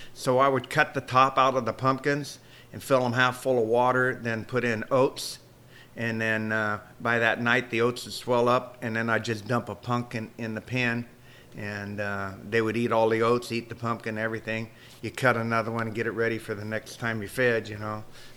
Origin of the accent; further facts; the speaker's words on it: Hughson, California, United States; also born or lived in Modesto, California; moved to Houston, which is probably about 10 miles from here. Mm-hmm. Grew up in Houston on a dairy